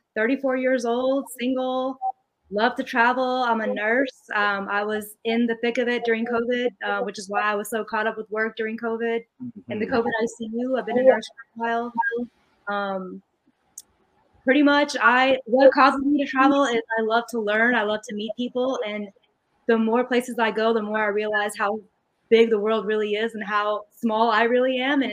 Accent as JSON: {"language": "English", "country": "United States", "said": "We had to prove that we weren't the enemy and that we were also American, just as American."}